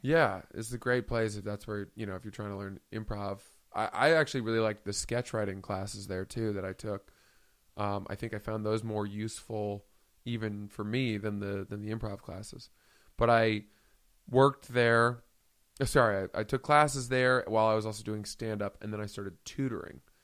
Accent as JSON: {"language": "English", "region": "Maine", "country": "United States", "tie": "born or raised there", "said": "I grew up in Maine."}